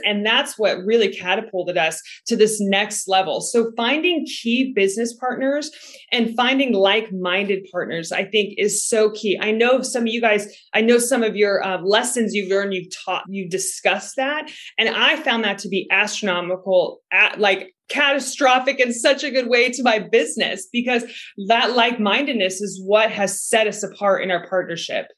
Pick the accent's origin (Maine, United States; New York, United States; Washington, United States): Washington, United States; Seattle; moved away; also born or lived in Texas; I'm originally from Seattle, Washington, and I was living in Texas